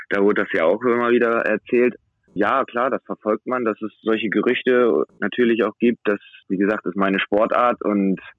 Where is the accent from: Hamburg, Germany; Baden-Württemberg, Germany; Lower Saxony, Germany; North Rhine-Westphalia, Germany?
Lower Saxony, Germany; Wilhelmshaven; also ja, ich komme aus Wilhelmshaven, das ist meine Heimatstadt.